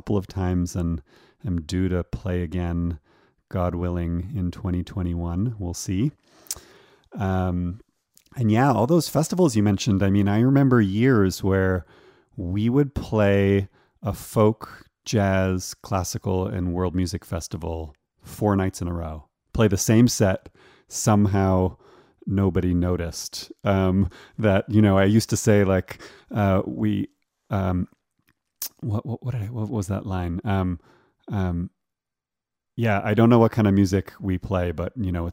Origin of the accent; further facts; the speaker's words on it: Toronto, Ontario, Canada; moved away as an adult; also born or lived in Vancouver, Canada; now in Colorado, United States; I grew up in Toronto and lived there until my teenage years